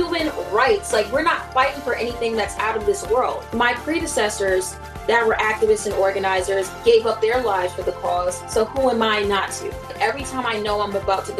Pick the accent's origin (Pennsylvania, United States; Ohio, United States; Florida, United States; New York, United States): New York, United States; New York City; I am from Brooklyn, New York